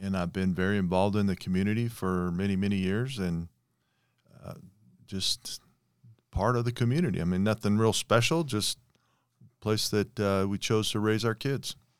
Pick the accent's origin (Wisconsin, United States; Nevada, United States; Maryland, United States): Nevada, United States; Las Vegas; moved away as an adult; also born or lived in Washington State / Colorado; now in Sparks, United States; I grew up in Las Vegas in the sixties and seventies.